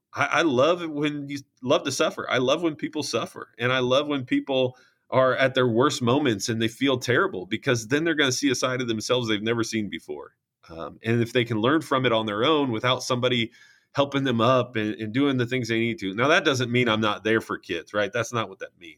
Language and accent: English; St. Joseph, Illinois, United States; I came back to uh, my hometown, St. Joe Ogden